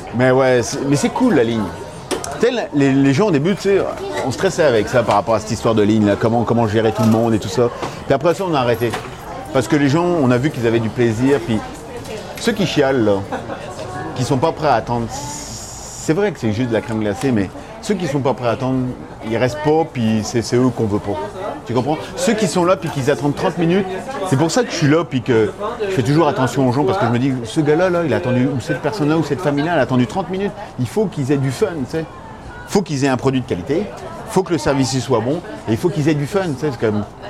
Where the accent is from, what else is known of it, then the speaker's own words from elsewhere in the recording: France; moved away as an adult; now in Montreal, Canada; je suis français, j'ai été, élevé à la française